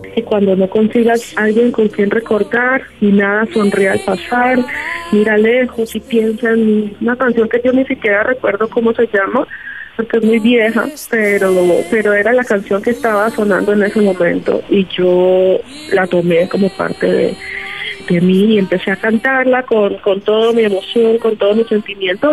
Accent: Buenaventura, Valle del Cauca, Colombia; Yo nací en Buenaventura, rodeada de las chirimías, rodeada de de este, los arrullados y rodeada de la música salsa

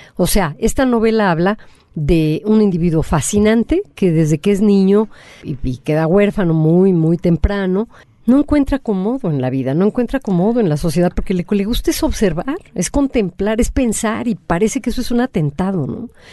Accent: Mexico

